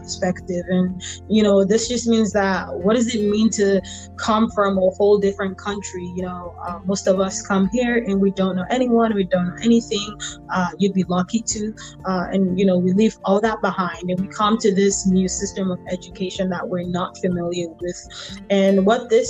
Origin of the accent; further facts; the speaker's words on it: Lagos, Nigeria; moved away as an adult; also born or lived in Toledo, Ohio; now in United States; I'm from Lagos, Nigeria. I was born and bred there and lived in Lagos, Nigeria until I finished high school and came to America to start college.